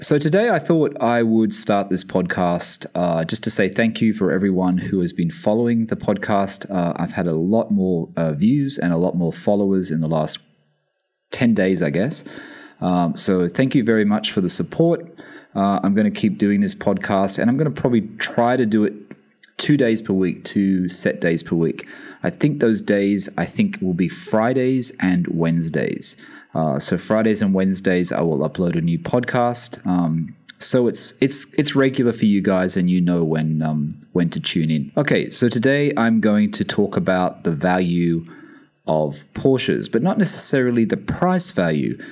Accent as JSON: {"language": "English", "town": "Sydney", "region": "New South Wales", "country": "Australia", "tie": "born or raised there", "also_born_or_lived": "London, United Kingdom", "moved": "as an adult", "lives_now": "Bahrain", "said": "I'm originally from Sydney"}